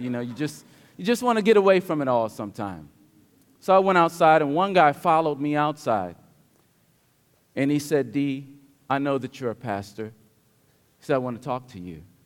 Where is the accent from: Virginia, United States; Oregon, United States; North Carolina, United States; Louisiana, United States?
Virginia, United States; King George County; moved away; Growing up in King George County, Virginia, I did not I absolutely did not enjoy anything about religion